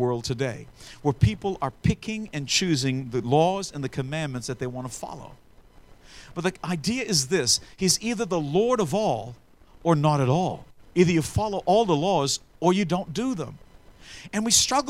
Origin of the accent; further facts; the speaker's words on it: Australia; when I grew up in Australia, some stranger would roll up in a bus, and my aunties back in the day raised us up because my parents were missionaries